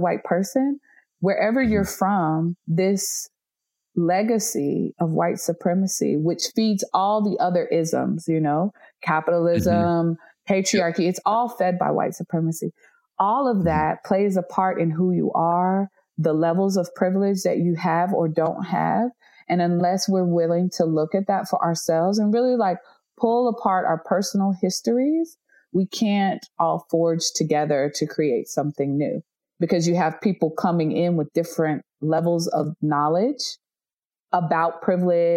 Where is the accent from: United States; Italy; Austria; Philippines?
United States; North Carolina; I'm from North Carolina